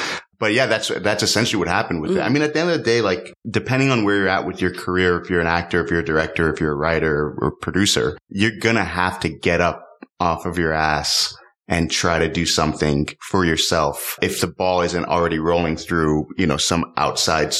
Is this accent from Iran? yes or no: no; Miami, Florida, United States; I grew up in Miami